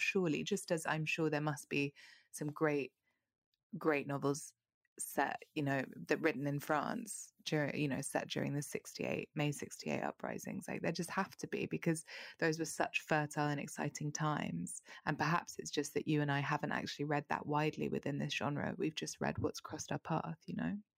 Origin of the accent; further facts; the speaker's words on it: London, United Kingdom; as a Londoner who's been to America